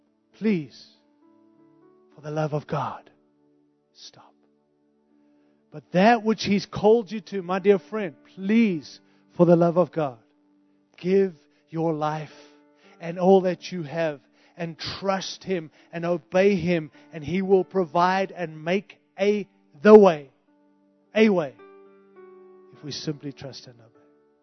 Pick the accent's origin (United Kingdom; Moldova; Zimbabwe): Zimbabwe; born there; moved away; I've had 5 international moves. And I moved from Africa, like real Africa, right? I was born in Rhodesia, Zimbabwe, which is like 5th world.